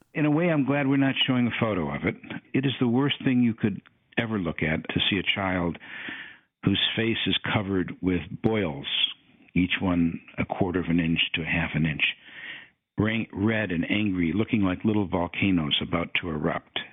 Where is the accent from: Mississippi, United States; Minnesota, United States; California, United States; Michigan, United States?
Michigan, United States; Detroit; I'm from Detroit, Michigan